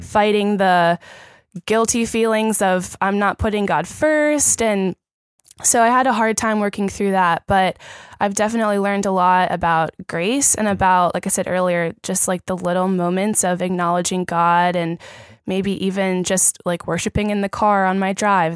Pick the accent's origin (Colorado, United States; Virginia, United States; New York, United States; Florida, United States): Virginia, United States; Richmond; moved away as an adult; now in Orlando, United States; I'm from Richmond, Virginia.